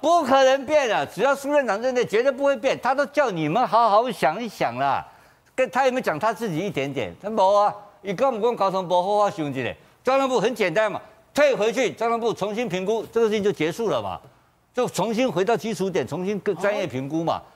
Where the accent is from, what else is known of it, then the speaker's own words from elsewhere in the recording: Kaohsiung, Taiwan; 我是高雄冈山出生的